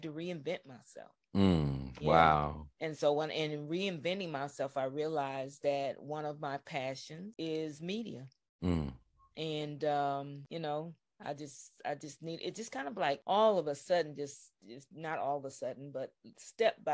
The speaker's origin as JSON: {"language": "English", "region": "California", "country": "United States", "tie": "born or raised there", "said": "growing up in California"}